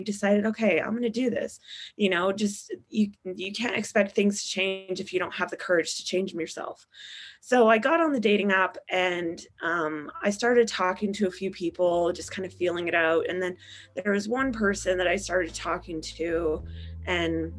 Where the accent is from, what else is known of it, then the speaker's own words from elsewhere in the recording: Utah, United States; moved away as an adult; also born or lived in Las Vegas, Nevada; now in Dallas, United States; I am from Utah and I moved out to Vegas for a PA school